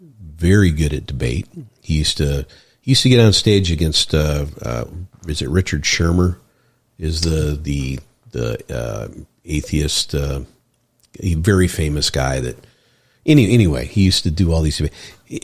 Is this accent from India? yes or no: no; Ireland; I'm an Irish boy, so